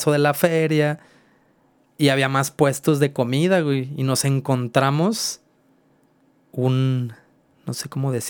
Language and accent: Spanish; Zacatecas, Mexico; De hecho, precisamente por la cantera más me recuerda a mi ciudad natal, ¿no? O sea, como que a mí Zacatecas me trae esta, este buen recuerdo como de algo, de algo familiar.